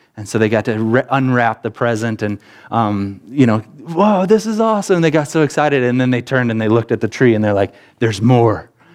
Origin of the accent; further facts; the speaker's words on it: Rockton, Illinois, United States; grew up in Rockton, Illinois, and that meant that we, my brothers and I, we went to Sherlyn School